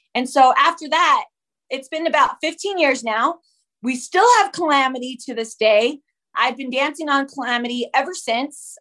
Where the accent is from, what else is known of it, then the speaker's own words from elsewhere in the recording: Utah, United States; also born or lived in Whittier, California; I claim Utah as my home. That's where I was mostly raised there